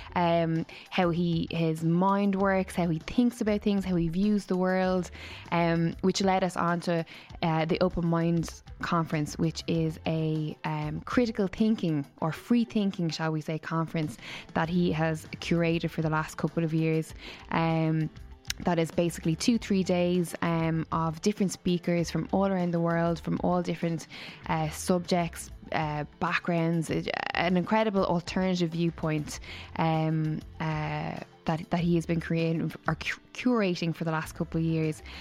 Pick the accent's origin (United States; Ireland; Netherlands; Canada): Ireland; Waterford, Munster; All the way from Waterford, my hometown.